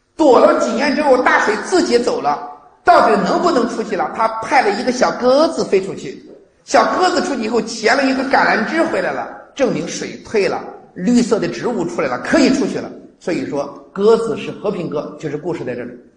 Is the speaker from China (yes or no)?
yes; China; 我们中国人